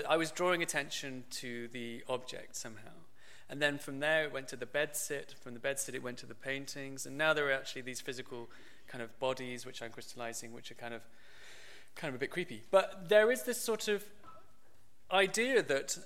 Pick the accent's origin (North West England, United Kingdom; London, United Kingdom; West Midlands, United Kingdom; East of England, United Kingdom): West Midlands, United Kingdom; Birmingham; I grew up pretty much in the centre of Birmingham